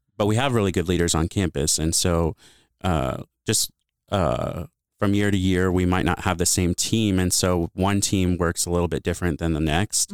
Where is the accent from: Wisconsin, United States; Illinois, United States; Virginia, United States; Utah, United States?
Illinois, United States; Bloomington; moved away; also born or lived in Honolulu, Hawaii / Treasure Island, California; I grew up in Bloomington, Illinois.